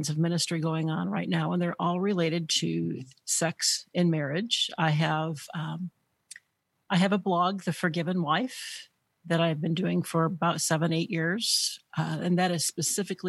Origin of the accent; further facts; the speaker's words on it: Northwestern Illinois, United States; moved away as an adult; also born or lived in Wisconsin; I actually grew up in Illinois, in Northwestern Illinois